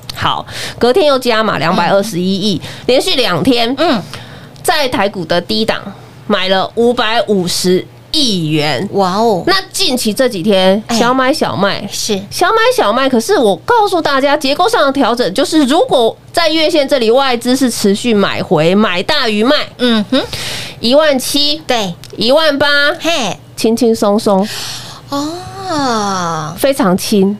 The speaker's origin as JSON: {"language": "Chinese", "country": "Taiwan", "said": "真的是为我们台湾人为荣"}